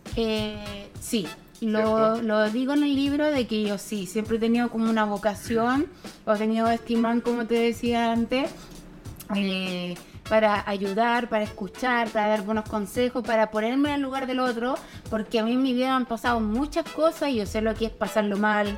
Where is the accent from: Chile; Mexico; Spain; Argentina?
Chile; Santiago, Santiago Metropolitan Region; moved away as an adult; also born or lived in Curauma, Valparaíso; now in Valparaíso, Chile; vivo en Curauma, Valparaíso, pero yo soy santiaguina